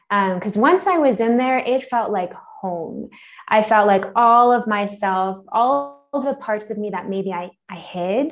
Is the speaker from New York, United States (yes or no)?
yes; Long Island, New York, United States; moved away as an adult; also born or lived in Philadelphia / Manhattan; now in Mexico City, Mexico; I grew up on Long Island, so right outside of the city.